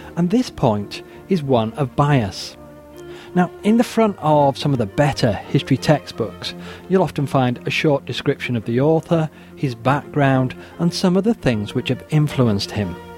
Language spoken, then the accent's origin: English; the north of England, United Kingdom; I am an Englishman raised in the north of England, working class background